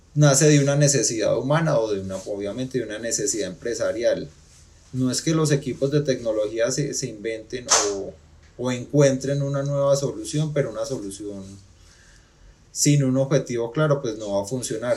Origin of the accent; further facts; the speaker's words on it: Pereira, Risaralda, Colombia; soy pereirano